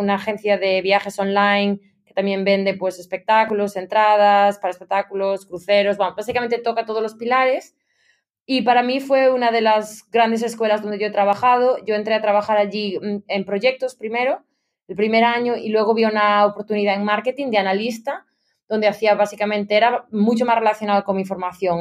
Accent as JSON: {"language": "Spanish", "town": "Ponteceso", "region": "Galicia", "country": "Spain", "tie": "born or raised there", "also_born_or_lived": "Barcelona, Spain", "moved": "as an adult", "lives_now": "London, United Kingdom", "said": "yo soy originariamente de la provincia de La Coruña, de Ponteceso, que es un pueblo ah. pequeñito en la Costa da Morte"}